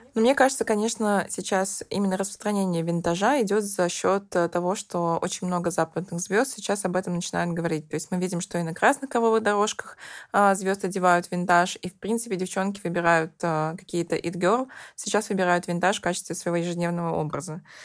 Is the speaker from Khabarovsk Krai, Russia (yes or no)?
no; Nizhny Novgorod, Nizhny Novgorod Oblast, Russia; now in Moscow, Russia; я, например, из Нижнего Новгорода